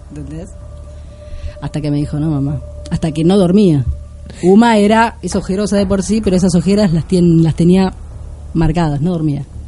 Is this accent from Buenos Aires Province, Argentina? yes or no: yes; Mar del Plata, Buenos Aires Province, Argentina; ocho años llegué a Mar del Plata